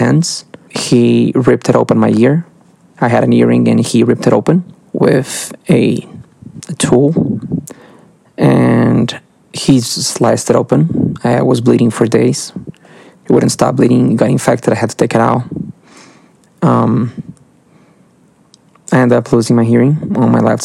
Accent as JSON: {"language": "English", "country": "Brazil", "said": "I'm from Brazil"}